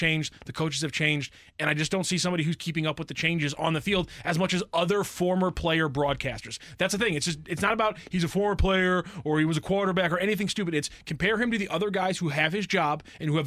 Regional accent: St. Louis, Missouri, United States; I am born and raised in St. Louis

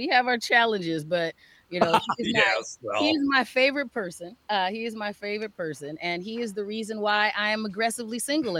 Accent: Phoenix, Arizona, United States; now in Minnesota, United States; Phoenix, Arizona. Grew up.

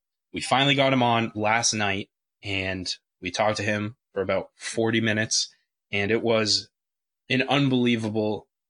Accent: United States; as American Everton fans

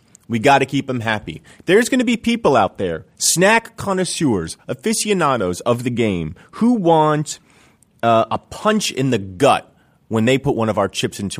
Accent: New Jersey, United States; I grew up in New Jersey

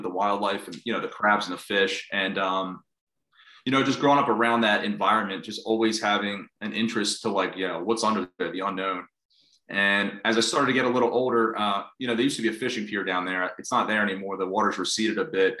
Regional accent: Bucks County, Pennsylvania, United States; also born or lived in North Wildwood, New Jersey; I'm actually from Bucks County, Pennsylvania, just outside northeast of the city

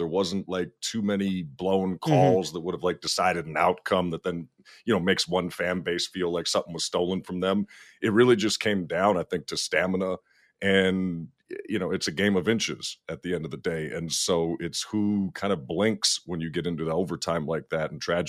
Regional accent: Minnesota, United States; being a Minnesotan

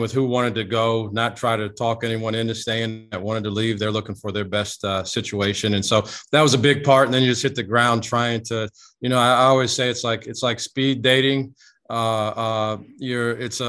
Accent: Midwest, United States; moved away as an adult; I grew up in the Midwest and in primarily Big Ten territory

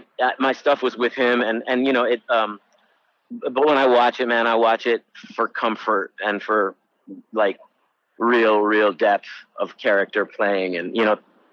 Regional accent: Chicago, Illinois, United States; My brother and sister came with my mom a couple of years later. So my family's been here a really long time. I was born in Chicago in 72.

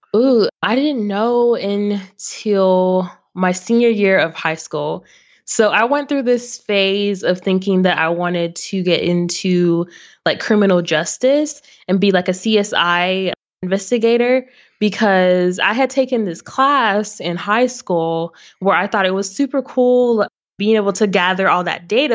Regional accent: Waco, Texas, United States; also born or lived in Arlington, Texas / Grand Prairie, Texas / Addison, Texas; now in Irving, United States; I grew up actually in Waco, Texas

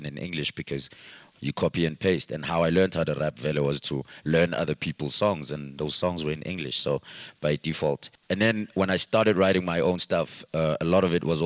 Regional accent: Katlehong, Gauteng, South Africa; I'm from Katlehong, and nobody was from there.

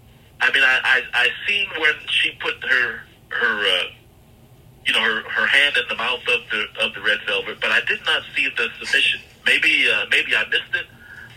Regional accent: Pittsburgh, Pennsylvania, United States; now in St. Louis, United States; I'm originally from Pittsburgh

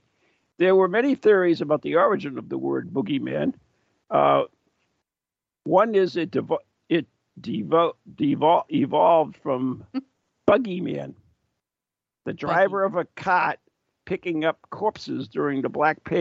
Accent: Poland; Poland, my home country

